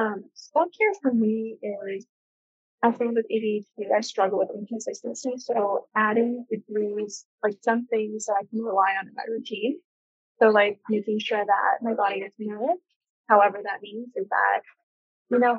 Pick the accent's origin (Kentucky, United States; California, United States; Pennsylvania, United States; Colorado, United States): Colorado, United States; moved away as an adult; now in New York, United States; I'm from Colorado